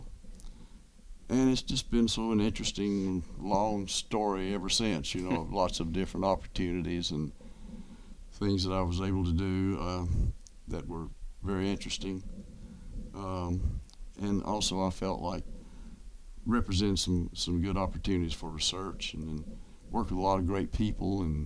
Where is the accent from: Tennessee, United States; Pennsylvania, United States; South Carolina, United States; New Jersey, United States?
Tennessee, United States; moved away as an adult; now in Ocean Springs, United States; I grew up in Tennessee